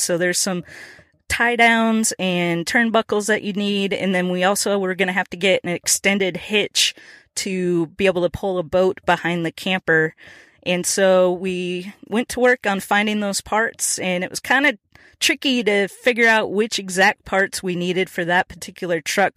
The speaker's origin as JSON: {"language": "English", "region": "Minnesota", "country": "United States", "moved": "yes", "lives_now": "Nashville, United States", "said": "I'm originally from Minnesota"}